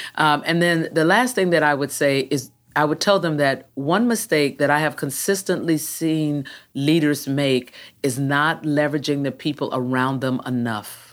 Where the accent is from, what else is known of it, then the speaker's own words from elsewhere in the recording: Jacksonville, Florida, United States; also born or lived in Texas; I grew up right up the road, uh, here in Florida at Jacksonville.